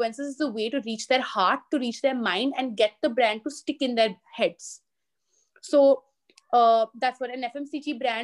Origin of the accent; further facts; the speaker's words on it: Delhi, India; also born or lived in Singapore / London; born and brought up in Delhi